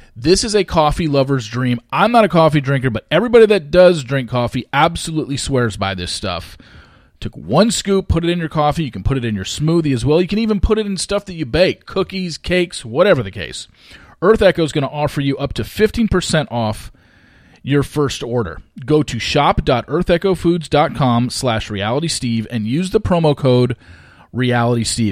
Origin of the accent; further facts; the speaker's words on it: Orange County, California, United States; I grew up in Orange County.